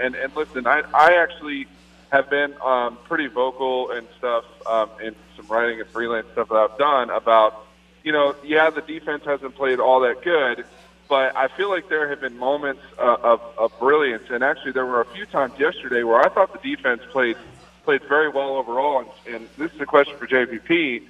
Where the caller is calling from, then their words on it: Largo, Florida, United States; But I'm calling from Largo.